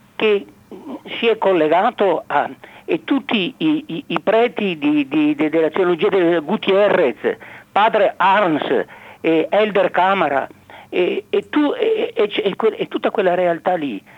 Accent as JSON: {"language": "Italian", "town": "Pontelongo", "region": "Veneto", "country": "Italy", "tie": "born or raised there", "said": "io sono di, di, nato a Ponte Longo e ho mamma rodigina e papà eh, barese, io che sono nato nel Veneto, quindi a Padova"}